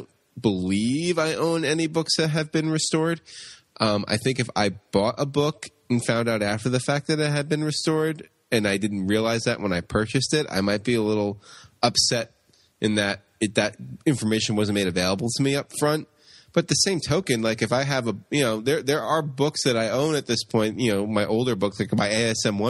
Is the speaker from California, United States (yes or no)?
no; Long Island, New York, United States; now in Brooklyn, United States; I grew up on Long Island